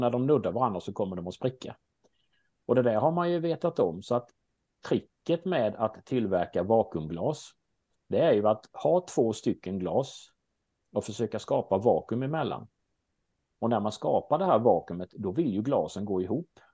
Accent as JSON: {"language": "Swedish", "region": "Småland", "country": "Sweden", "accent": "Småland dialect", "said": "Min dialekt brukar avslöja mig och det stämmer bra att jag är från Småland"}